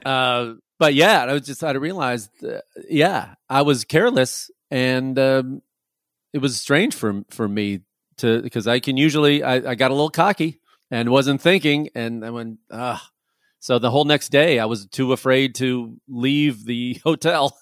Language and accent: English; Chicago, Illinois, United States; moved away; also born or lived in Los Angeles; I'm originally from Chicago and, uh, I lived in L A for a long time.